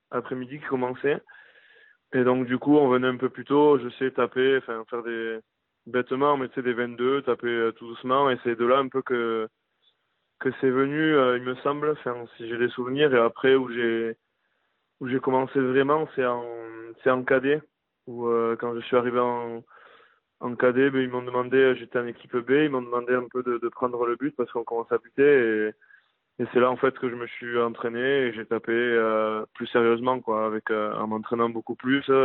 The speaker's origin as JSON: {"language": "French", "town": "Saint-Pée-sur-Nivelle", "region": "Nouvelle-Aquitaine", "country": "France", "tie": "born or raised there", "also_born_or_lived": "Saint-Jean-de-Luz", "said": "je suis né à Saint-Jean-de-Luz. Donc, du coup, j'ai, j'ai commencé le rugby à l'âge de 6 ans à, à Saint-Pé-sur-Nivelle, un village à côté, lequel où je, où je vis depuis, depuis 25 ans."}